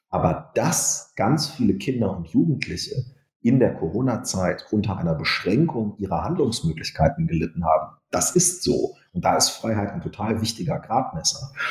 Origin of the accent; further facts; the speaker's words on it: Wolfenbüttel, Lower Saxony, Germany; also born or lived in Hamburg; In meiner Heimat Niedersachsen